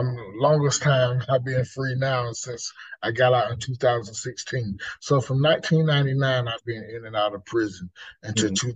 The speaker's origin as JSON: {"language": "English", "town": "Lumberton", "region": "North Carolina", "country": "United States", "tie": "born or raised there", "moved": "as an adult", "lives_now": "Raleigh, United States", "said": "the city I was brought up in is in Lumberton"}